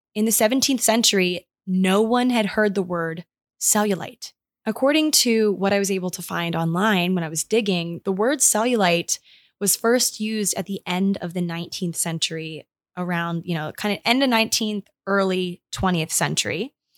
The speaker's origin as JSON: {"language": "English", "region": "Maryland", "country": "United States", "tie": "born or raised there", "moved": "yes", "said": "my hometown in Maryland"}